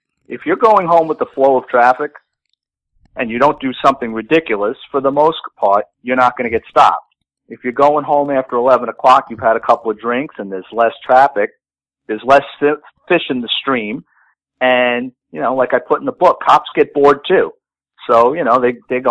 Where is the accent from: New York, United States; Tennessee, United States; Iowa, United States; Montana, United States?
New York, United States; New York City; growing up in the Bronx